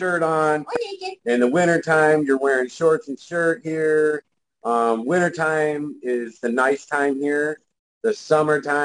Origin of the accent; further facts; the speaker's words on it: St. Clair Shores, Michigan, United States; now in Arizona, United States; I used to live in Michigan. I grew up in Michigan, St. Clair Shores